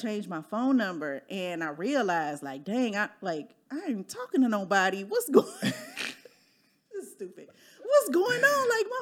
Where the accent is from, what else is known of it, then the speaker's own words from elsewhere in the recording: Midwest, United States; moved away as an adult; now in Dallas, United States; I'm from the Midwest too